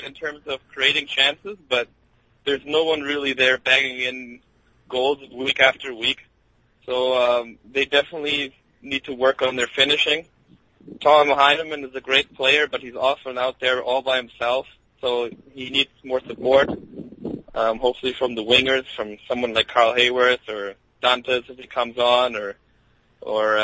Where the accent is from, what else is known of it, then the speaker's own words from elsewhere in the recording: Germany; We moved from the Brazilian sections, where we were the only Germans, into the German block